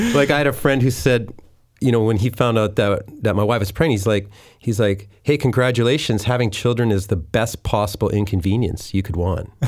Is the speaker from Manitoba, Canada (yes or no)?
yes; Winnipeg, Manitoba, Canada; moved away as an adult; also born or lived in Deep Cove, North Vancouver; now in North Vancouver, Canada; I grew up in Winnipeg.